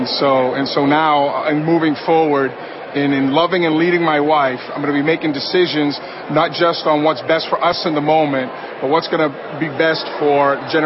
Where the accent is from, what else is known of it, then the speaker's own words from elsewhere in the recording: Boston, Massachusetts, United States; I'm from Boston, Massachusetts.